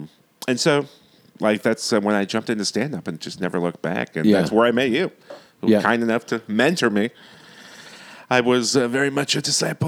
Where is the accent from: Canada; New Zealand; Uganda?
Canada; Ilderton, Ontario; A little town called Ilderton, Ontario.